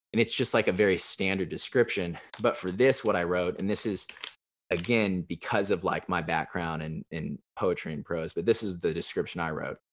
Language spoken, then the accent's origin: English; Evansville, Indiana, United States; moved away as an adult; also born or lived in Chicago; now in Nashville, United States; my hometown, which is Evansville, Indiana. It's uh, in southern Indiana.